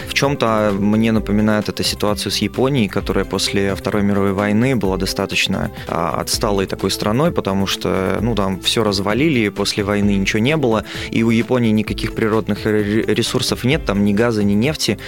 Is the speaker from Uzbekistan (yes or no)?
no; Belarus; в Беларуси я, как и белорусы, люблю страну свою